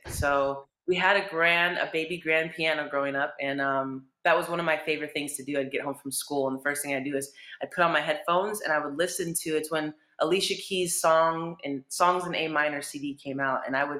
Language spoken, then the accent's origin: English; Mira Mesa, California, United States; Mira Mesa. I had a great childhood, although school wasn't very fun for me